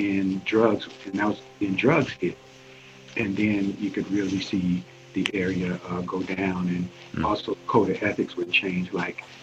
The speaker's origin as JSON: {"language": "English", "town": "St. Louis", "region": "Missouri", "country": "United States", "tie": "born or raised there", "also_born_or_lived": "Starkville, Mississippi", "said": "I grew up in a very tough area of St. Louis"}